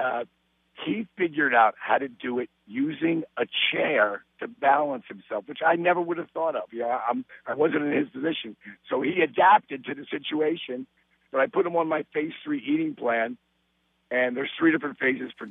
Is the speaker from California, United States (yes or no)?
no; Jersey Shore, New Jersey, United States; I was raised and on the Jersey Shore